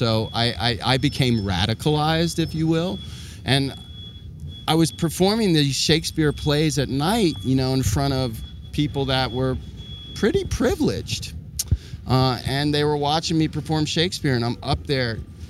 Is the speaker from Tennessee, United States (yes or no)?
no; Washington, District of Columbia, United States; moved away; also born or lived in San Francisco; my hometown of Washington, D.C.